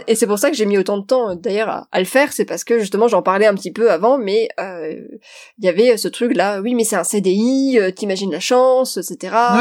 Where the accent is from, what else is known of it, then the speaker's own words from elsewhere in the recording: Metz, Grand Est, France; moved away; also born or lived in Paris; je viens de Metz. Je viens d'une famille qui est pas forcément du tout aisée